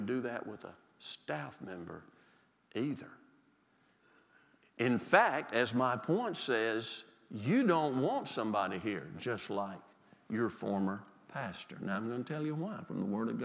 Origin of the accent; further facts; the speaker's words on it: Mississippi Delta, United States; moved away; I'm from the Delta, Mississippi